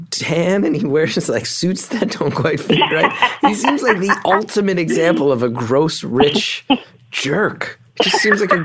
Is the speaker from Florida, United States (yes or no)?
no; New Jersey, United States; I grew up in North Jersey.